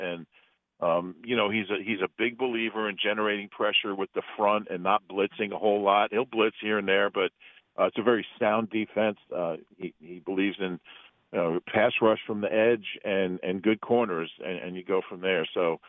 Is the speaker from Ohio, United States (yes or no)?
yes; Columbus, Ohio, United States; born there; I was born in Columbus, so I'm an Ohio guy.